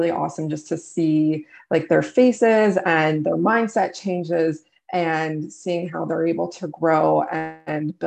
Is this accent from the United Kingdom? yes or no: no; Canada; I'm from Canada